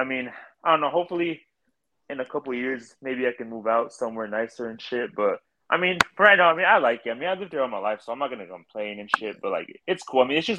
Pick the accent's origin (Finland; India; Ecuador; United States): United States; Oklahoma; Yeah, I mean, I was born here